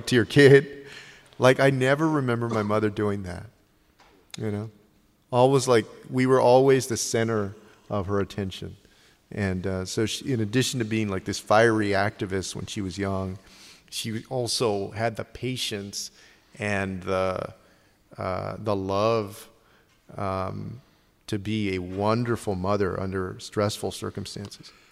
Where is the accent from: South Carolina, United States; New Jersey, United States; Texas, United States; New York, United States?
Texas, United States; San Antonio; we're from San Antonio